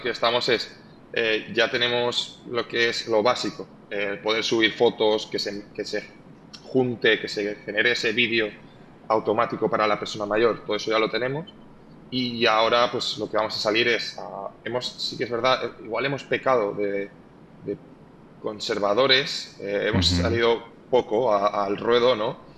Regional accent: Spain; moved away; also born or lived in Valencia / United States; crecí en un pueblo muy pequeño del interior

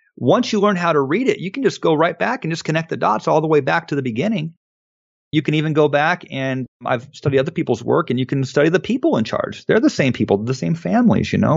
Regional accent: Phoenix, Arizona, United States; also born or lived in Wikieup, Arizona; growing up in Phoenix

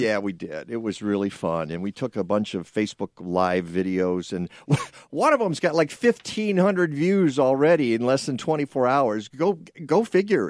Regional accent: Detroit, Michigan, United States; I grew up in Detroit

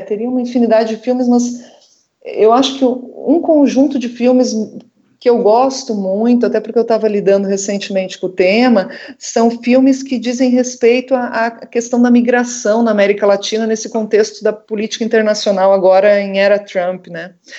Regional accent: Brazil–Uruguay border region, Rio Grande do Sul, Brazil; moved away; da região de onde eu vim, né, da fronteira com o Rio Grande do Sul, da fronteira entre o Brasil e o Uruguai.

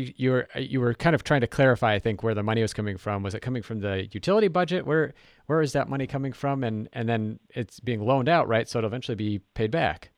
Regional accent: Minnesota, United States; I'm from Minnesota

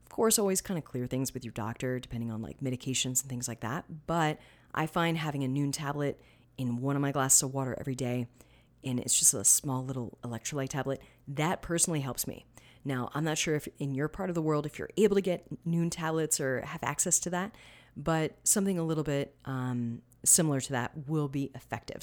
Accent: Florida, United States; I'm from Florida. We had plenty of citrus.

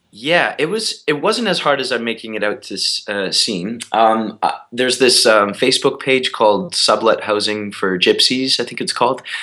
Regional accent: Canada; moved away as an adult; now in New York, United States; I'm Canadian

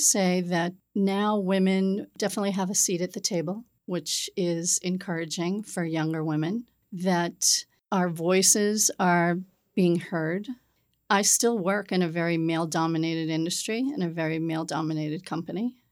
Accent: Peabody, Massachusetts, United States; now in South Shore, Massachusetts, United States; I grew up in the North Shore in Peabody, Massachusetts

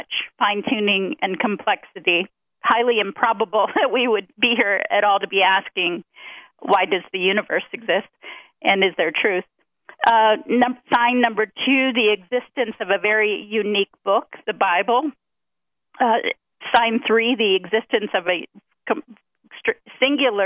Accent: Ohio, United States; I grew up in Ohio

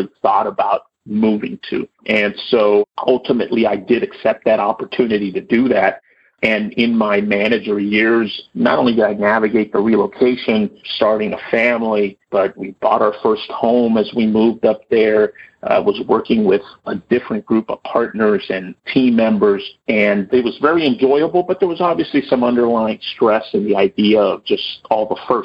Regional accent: Los Angeles, California, United States; also born or lived in Sacramento; accepting a relocation back to the Los Angeles area, which I ultimately took, came back to my hometown

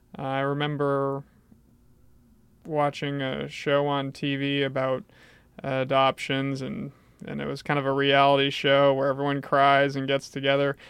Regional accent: Portland, Maine, United States; also born or lived in Bangor, Maine; was taken to Southern Maine and grew up in this area.

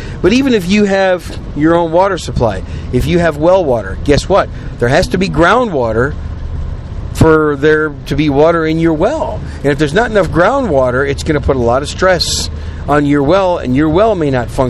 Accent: Wisconsin, United States; also born or lived in New York City / Oklahoma / Chicago; now in Texas, United States; I'm a Yankee, right? I was born in New York City. I was raised in Wisconsin. Wisconsin's pretty much where I call home.

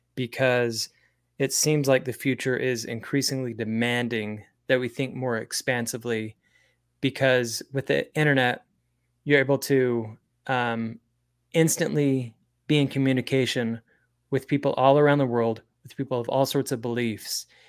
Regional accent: Springville, Utah, United States; I was raised in Springville, Utah

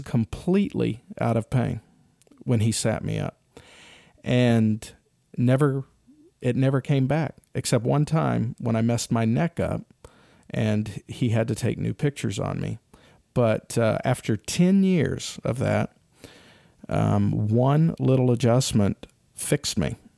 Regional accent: Kennesaw, Georgia, United States; I grew up in Kennesaw, Georgia

